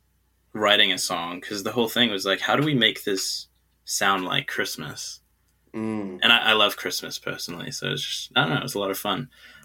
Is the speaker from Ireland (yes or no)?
no; China; also born or lived in New Zealand; Because I'm from New Zealand, right, but I grew up in China. And so I don't really feel like I'm from New Zealand, but I can't really feel like I'm from China either.